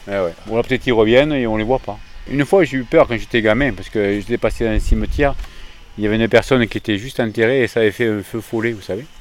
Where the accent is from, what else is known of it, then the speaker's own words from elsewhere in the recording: Lot-et-Garonne, Nouvelle-Aquitaine, France; also born or lived in near Bordeaux; Je suis né à côté de Bordeaux et j'habite dans la lot garonne depuis l'âge de 3 ans.